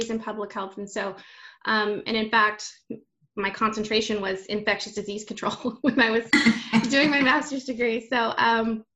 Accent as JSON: {"language": "English", "region": "Texas", "country": "United States", "tie": "born or raised there", "said": "I'm born and raised in Texas, so identify as Tejana"}